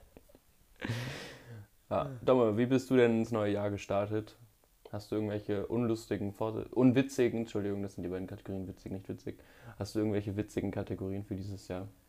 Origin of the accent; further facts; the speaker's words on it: Mönchengladbach, North Rhine-Westphalia, Germany; in meiner Heimatstadt in Mönchengladbach